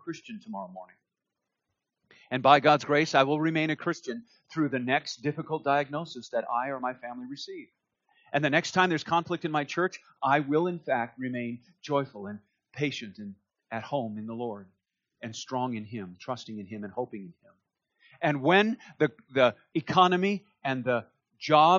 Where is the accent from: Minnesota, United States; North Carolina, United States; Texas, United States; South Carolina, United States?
Minnesota, United States; Duluth; I grew up in Duluth, Minnesota